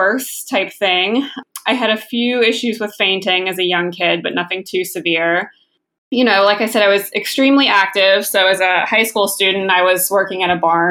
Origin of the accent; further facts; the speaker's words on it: West Virginia, United States; I grew up in West Virginia